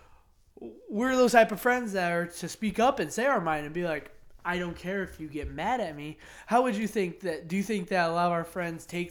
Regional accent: Plymouth, United States; also born or lived in Greenwich; growing up in Greenwich, going to Plymouth schools, living in Plymouth

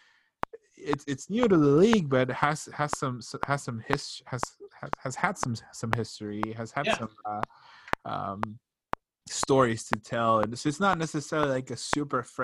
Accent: Tegucigalpa, Francisco Morazán, Honduras; moved away; my hometown in Tegucigalpa

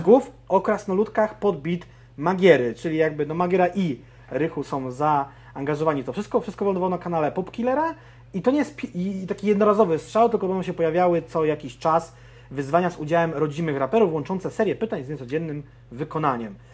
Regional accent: Konin, Greater Poland, Poland; jestem z Konina, więc też jakby Wielkopolska miała to na mnie wpływ

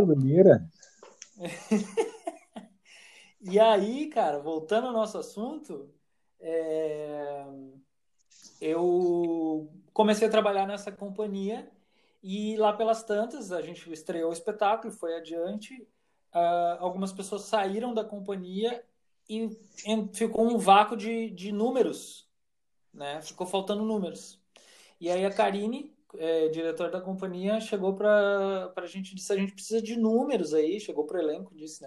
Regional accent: Santa Maria, Rio Grande do Sul, Brazil; also born or lived in Porto Alegre; eu nasci em Porto Alegre, mas vim para Santa Maria muito cedo e aqui me criei

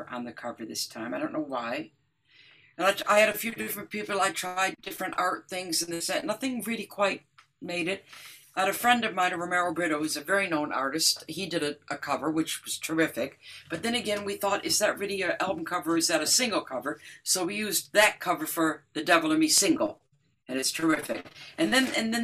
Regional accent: Detroit, Michigan, United States; I grew up in Detroit

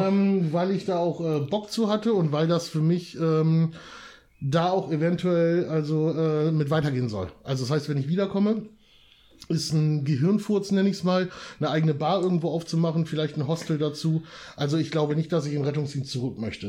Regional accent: Wietzendorf, Lower Saxony, Germany; moved away; Also ich bin ja auch ein Dörfler. Ich komme aus Wietzendorf. Ne? Ich komme ja auch wirklich schön vom Dorf

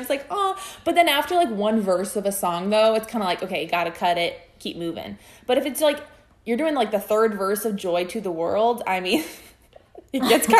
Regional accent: Iowa, United States; moved away; I'm from Iowa

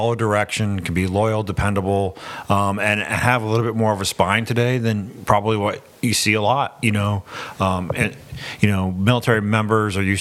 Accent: Portland, Maine, United States; moved away as an adult; So I was born and raised in Portland. And as soon as I graduated high school, I joined the Navy, served for 21 years, came back to Maine

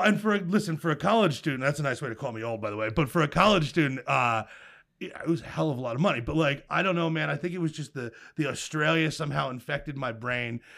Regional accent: Milltown, New Jersey, United States; I grew up in a, uh, blue-collar suburban town in central New Jersey called Milltown.

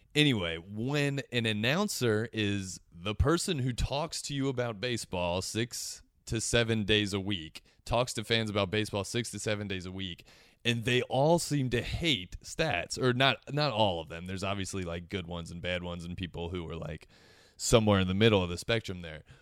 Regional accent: Cincinnati, Ohio, United States; I'm from Cincinnati

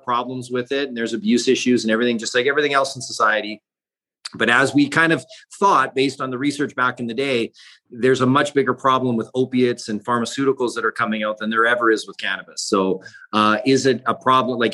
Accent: British Columbia, Canada; where I grew up in British Columbia

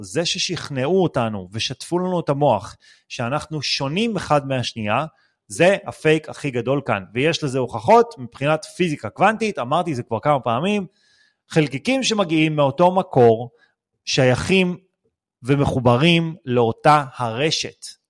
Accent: Israel; אנחנו בתור מדינת ישראל

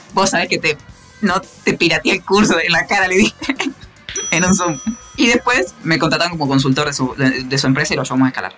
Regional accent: Concepción del Uruguay, Entre Ríos, Argentina; yo soy argentino

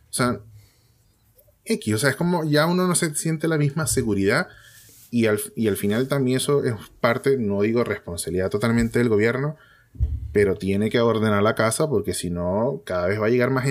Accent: Venezuela; nosotros como venezolanos sí tenemos cultura al voto.

